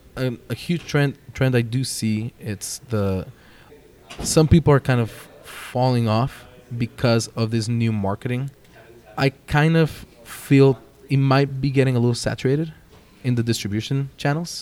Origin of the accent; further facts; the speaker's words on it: Jalisco, Mexico; I'm proudly from Jalisco, Mexico.